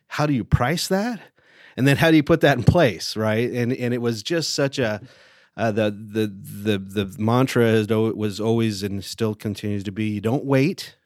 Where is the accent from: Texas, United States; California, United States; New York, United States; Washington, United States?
California, United States; Lake Elsinore; also born or lived in Murrieta, California; I grew up in Southern California. I went to, uh, a little, little high school called Lake El, Elsinore High School